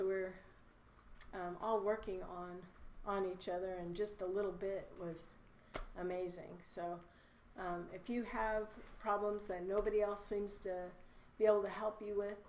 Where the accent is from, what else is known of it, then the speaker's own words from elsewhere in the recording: Weatherford, Texas, United States; I'm from Weatherford, Texas